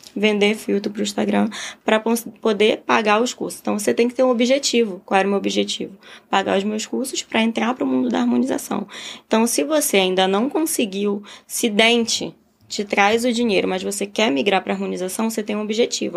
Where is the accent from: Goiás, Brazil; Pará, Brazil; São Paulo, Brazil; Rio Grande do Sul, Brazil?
Pará, Brazil; Belém; moved away as an adult; now in Rio de Janeiro, Brazil; mas eu saí de Belém, sou de Belém, Pará. Então eu saí de Belém, vim para o Rio